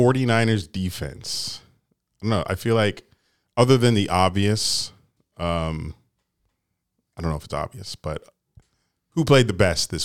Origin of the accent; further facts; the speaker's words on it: Jamaica; We're headed to the Grand Cayman, Cozumel, my home country, Jamaica, man.